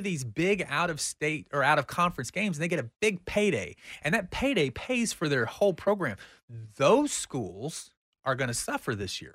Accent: United States; we are Americans

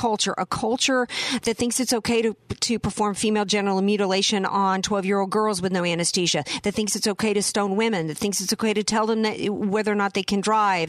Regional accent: the South, United States; by the time I was 16 years old growing up in the South, Dr. Jasser, I'm a Southerner to my core. You cannot take the Southern out of me.

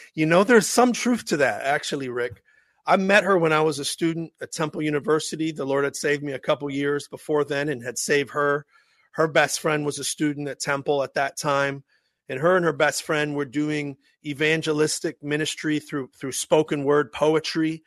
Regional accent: Pittsburgh, Pennsylvania, United States; accent: Pittsburghese; my Pittsburgh Ease accent

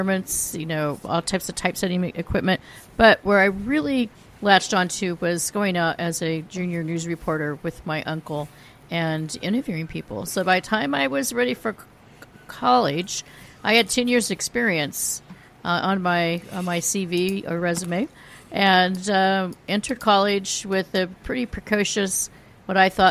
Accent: Silicon Valley, California, United States; I grew up in the Silicon Valley before it was called the Silicon Valley

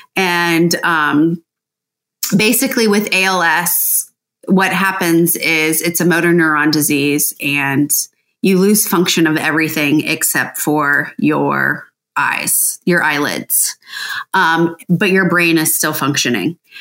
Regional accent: Licking County, Ohio, United States; Kent and I grew up in Licking County

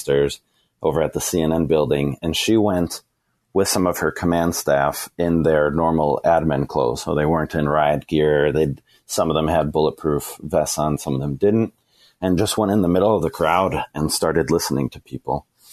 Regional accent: the Northwest, Pacific Northwest, United States; moved away; I'm from the Northwest

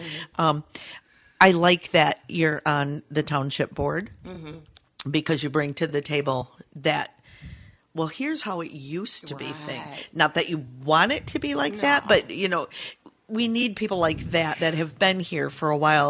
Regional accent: Saugatuck, Michigan, United States; growing up in Saugatuck.

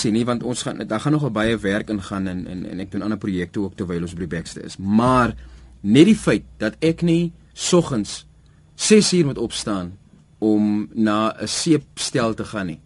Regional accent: Heidelberg, South Africa; Ons is van Heidelberg af saam groot geword.

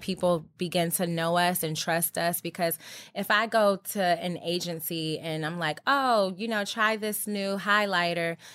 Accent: Georgia, United States; also born or lived in Virginia; I'm from Georgia and, well, born in Virginia, but my dad retired in Georgia. Anyway, so I basically grew up in Georgia

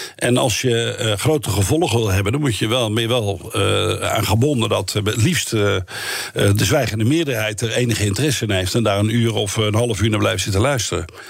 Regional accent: Netherlands; wij zijn Nederlanders

